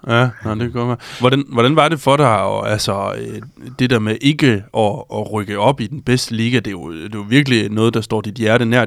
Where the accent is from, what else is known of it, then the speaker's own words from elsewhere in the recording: Struer, Central Denmark Region, Denmark; moved away; jeg er jo for Struer oprindeligt øh, ja. og, og er født og opvokset i Struer